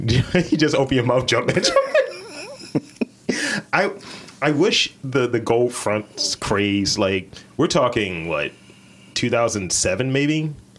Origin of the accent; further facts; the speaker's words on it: Baltimore, Maryland, United States; I'm from West Side.